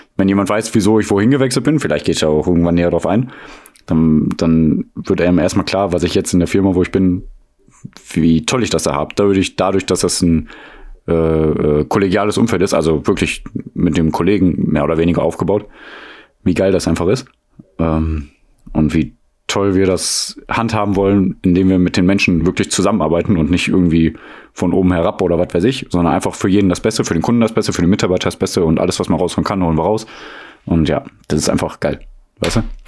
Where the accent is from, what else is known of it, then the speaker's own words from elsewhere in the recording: Mülheim an der Ruhr, North Rhine-Westphalia, Germany; moved away; wir sind beide in Mülheim aufgewachsen, umgeben von allen großen Ruhrgebietsstädten